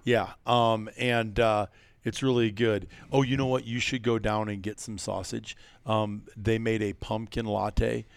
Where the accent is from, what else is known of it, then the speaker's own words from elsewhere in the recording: Iowa, United States; moved away as an adult; As a kid growing up in Iowa, making a decision to move out here eighteen years ago